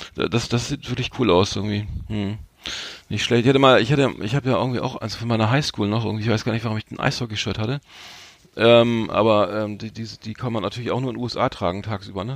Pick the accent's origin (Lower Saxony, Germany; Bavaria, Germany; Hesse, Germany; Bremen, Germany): Bremen, Germany; Bremen / Bremerhaven, Germany; wir sind ja beide äh, Bremer, Bremerhavener